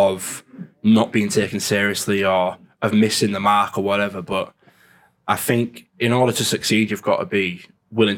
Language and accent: English; Hull, Yorkshire and the Humber, United Kingdom; I'm from Hull.